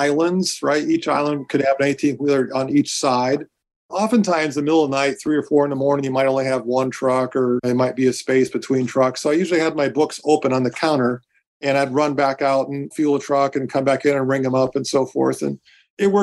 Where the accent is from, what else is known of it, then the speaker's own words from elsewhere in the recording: Medora, North Dakota, United States; now in Dallas-Fort Worth, United States; I grew up in the Badlands of Western North Dakota in a little farm operation outside of Medora.